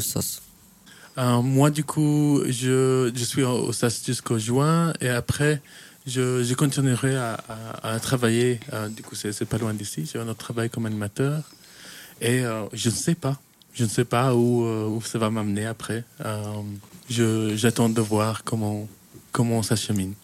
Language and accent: French; Kenya; moved away as an adult; also born or lived in Chastre, Wallonia, Belgium; now in Belgium; je viens du coup de la Belgique, je viens de, Wallonie, une petite ville qui s'appelle Chastre, euh, mais j'ai grandi au Kenya